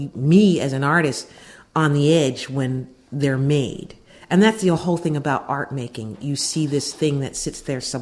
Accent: Pittsburgh, Pennsylvania, United States; moved away as an adult; now in Philadelphia, United States; I'm originally from Pittsburgh, Pennsylvania, but I've spent most of my adult life in Philadelphia

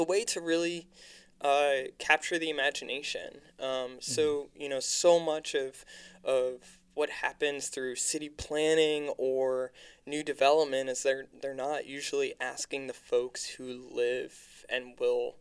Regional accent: Lancaster, Pennsylvania, United States; now in Philadelphia, United States; I was artist working on a public art project in my hometown of Lancaster, Pennsylvania.

